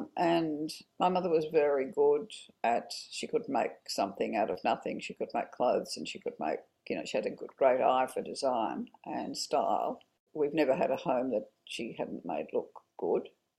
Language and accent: English; Orange, New South Wales, Australia; born there; Well, I was born in Orange, and my father in 1941, and my father was away at the war.